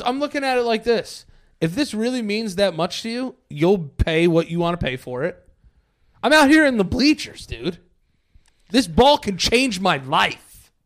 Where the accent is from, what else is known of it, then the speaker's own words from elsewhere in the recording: New York City, New York, United States; I was born in the Bronx.